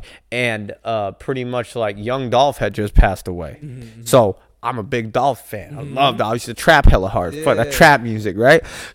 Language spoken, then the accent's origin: English; Bay Area, California, United States; I'm from the Bay Area